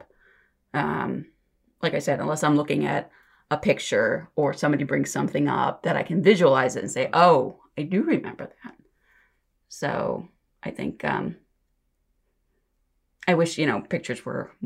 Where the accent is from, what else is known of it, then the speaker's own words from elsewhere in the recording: Geauga County, Ohio, United States; moved away as an adult; also born or lived in Cuyahoga County, Ohio; now in Lorain County, United States; I grew up actually in Geauga County. So I moved to Cuyahoga County and then out to Lorain probably about 25 years ago.